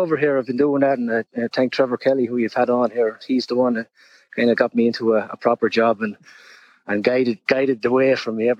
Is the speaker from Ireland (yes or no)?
yes; Ireland; now in New York, United States; I'm originally from Ireland.